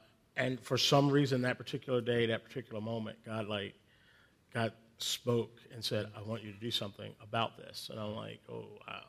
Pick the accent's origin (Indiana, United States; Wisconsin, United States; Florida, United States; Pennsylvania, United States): Pennsylvania, United States; Philadelphia; now in Atlanta, United States; I live in Atlanta now, but I'm originally from Philadelphia. And I'm a Philadelphian who grew up as a Dallas Cowboys fan.